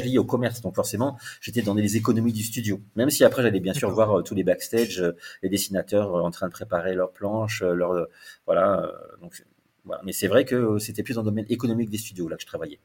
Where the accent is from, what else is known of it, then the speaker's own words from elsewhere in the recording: the South, southern France, France; moved away; also born or lived in Paris; je suis du Sud